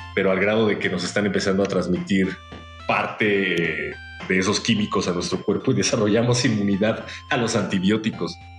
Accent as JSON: {"language": "Spanish", "country": "Mexico", "said": "como mexicanos"}